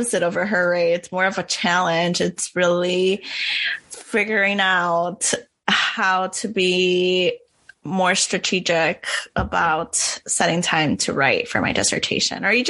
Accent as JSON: {"language": "English", "region": "Wisconsin", "country": "United States", "tie": "born or raised there", "said": "I'm from Wisconsin. I did this during my childhood"}